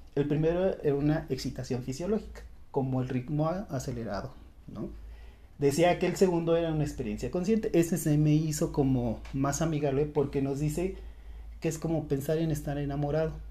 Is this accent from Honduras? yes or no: no; Mexico; a muchos mexicanos nos llegaron a decir